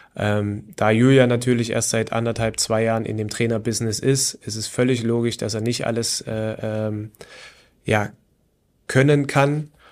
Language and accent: German; Leipzig, Saxony, Germany; moved away as an adult; also born or lived in Chemnitz; now in Wolfsburg, Germany; wie ihr schon rausgehört habt, sicherlich ähm, ist mein oder ist meine Heimatstadt Leipzig.